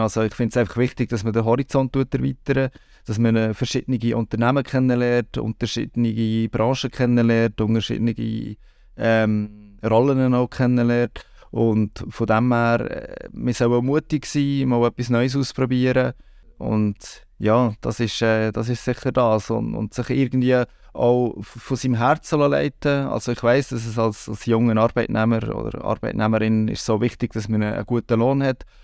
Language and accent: German; Bern, Switzerland; moved away as an adult; also born or lived in Canton of Aargau; now in Aargau, Switzerland; ich bin im Kanton Bern aufgewachsen